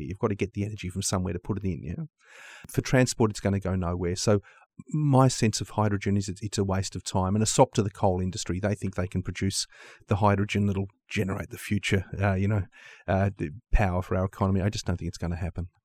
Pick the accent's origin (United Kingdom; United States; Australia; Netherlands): Australia; Australia is my home country